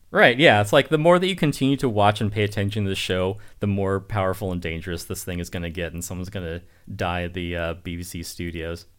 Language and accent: English; United States; I'm an American